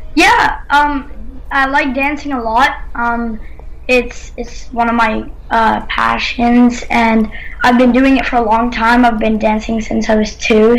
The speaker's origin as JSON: {"language": "English", "country": "Canada", "said": "I'm Canadian."}